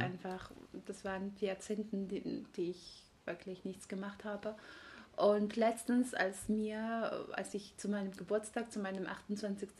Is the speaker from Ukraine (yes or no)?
no; Tbilisi, Georgia; German is a second language; moved away as an adult; now in Leipzig, Germany; Also ursprünglich komme ich aus Georgien. In Tiflis bin ich geboren und aufgewachsen